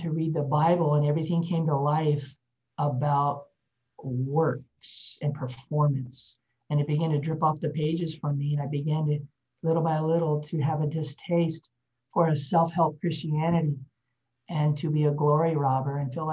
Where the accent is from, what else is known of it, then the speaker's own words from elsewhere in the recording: Denver, Colorado, United States; moved away as an adult; now in Texas, United States; I was born in Denver, Colorado.